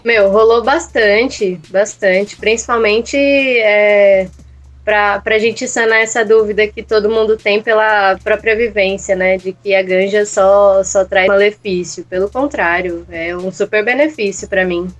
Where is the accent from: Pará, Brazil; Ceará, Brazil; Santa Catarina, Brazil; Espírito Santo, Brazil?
Ceará, Brazil; now in São Paulo, Brazil; sou de São Paulo, mas na verdade sou natural do estado do Ceará.